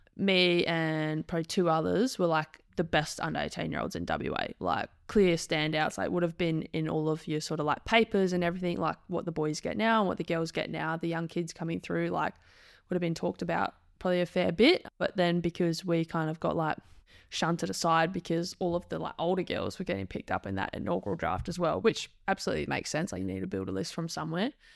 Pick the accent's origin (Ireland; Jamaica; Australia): Australia; Perth, Western Australia; moved away as an adult; also born or lived in Adelaide; Born, bred, raised, proud West Australian, was born at Murdoch Hospital